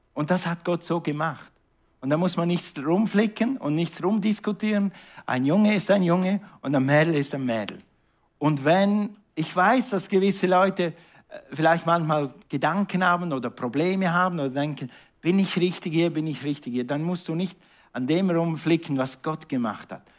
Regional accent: Switzerland; moved away; Und ich bin in der Schweiz aufgewachsen

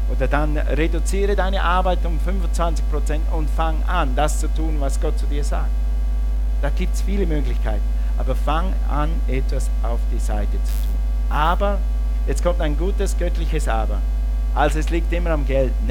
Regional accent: Switzerland; moved away as an adult; also born or lived in Russia; Wir sind aus der Schweiz, aus unseren Berufen ausgestiegen, dann sind wir an die Bibelschule und als wir dann in den Dienst kamen nach Russland

